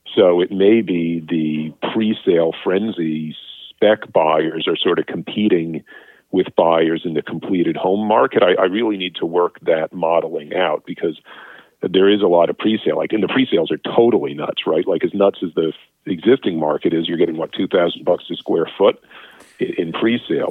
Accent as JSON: {"language": "English", "country": "United States", "moved": "yes", "lives_now": "Canada", "said": "I'm American"}